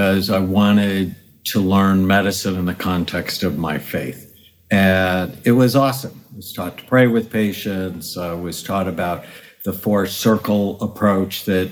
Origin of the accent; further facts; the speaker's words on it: California, United States; I'm from California